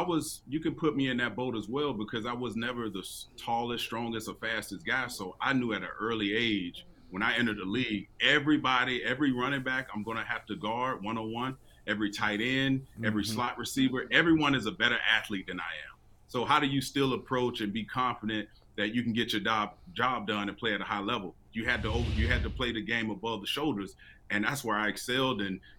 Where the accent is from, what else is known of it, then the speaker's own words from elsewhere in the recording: Florida, United States; No, I grew up in Florida, so